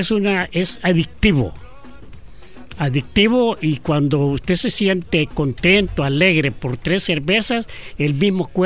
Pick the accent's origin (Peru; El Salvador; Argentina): El Salvador; También soy de Italia, que se llama El Salvador.